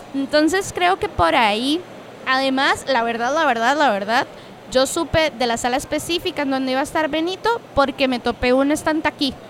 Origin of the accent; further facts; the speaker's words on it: Cartago, Costa Rica; yo soy de Cartago